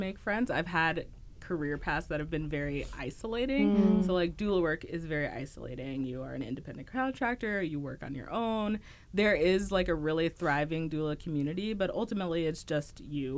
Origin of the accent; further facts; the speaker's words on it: Dallas, Texas, United States; moved away as an adult; now in Twin Cities, United States; I grew up in Dallas, which is, like, a huge city.